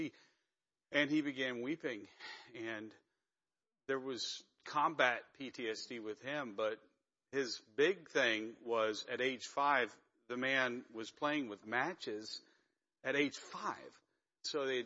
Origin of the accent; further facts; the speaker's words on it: Pennsylvania, United States; moved away; I'm from Pennsylvania originally.